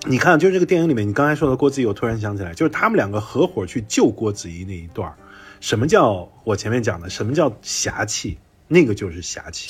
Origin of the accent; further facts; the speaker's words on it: Xi'an, Shaanxi, China; 我作为一个性感人